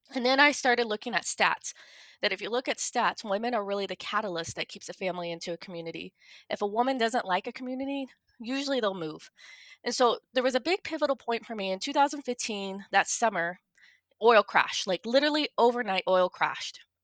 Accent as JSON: {"language": "English", "town": "Kansas City", "country": "United States", "moved": "as an adult", "lives_now": "Bowman, North Dakota, United States", "said": "I'm originally from Kansas City"}